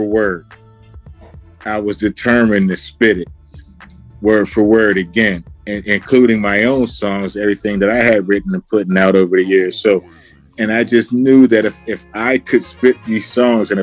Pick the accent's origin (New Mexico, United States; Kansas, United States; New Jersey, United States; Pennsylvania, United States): Pennsylvania, United States; Pittsburgh; I am from Pittsburgh, PA